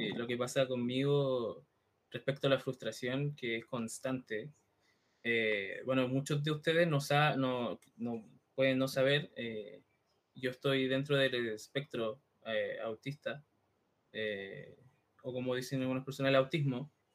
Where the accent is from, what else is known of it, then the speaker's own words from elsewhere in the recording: Santiago, Santiago Metropolitan Region, Chile; moved away; yo soy de Santiago, yo nací en Santiago, que es la capital de Chile